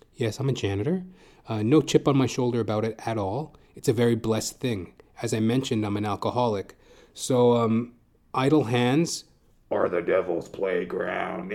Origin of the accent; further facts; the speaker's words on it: Edmonton, Alberta, Canada; moved away as an adult; also born or lived in Calgary, Alberta; now in Toronto, Canada; I'm originally from Edmonton, Alberta